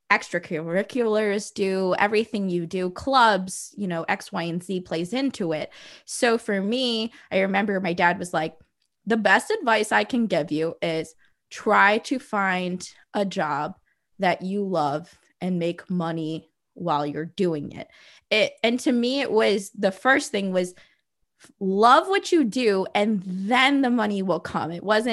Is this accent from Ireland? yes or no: no; Midwest, United States; also born or lived in South Florida / Ontario; I grew up living in the Midwest, in South Florida. I actually went to a high school in Ontario.